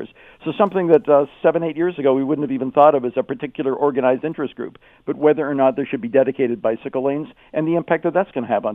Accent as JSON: {"language": "English", "town": "Toronto", "region": "Ontario", "country": "Canada", "moved": "yes", "lives_now": "Kitchener-Waterloo, Canada"}